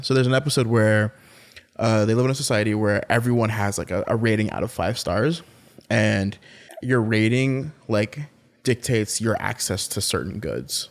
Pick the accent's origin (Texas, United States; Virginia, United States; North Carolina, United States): North Carolina, United States; now in Washington, D.C., United States; I'm from North Carolina, I'm from the South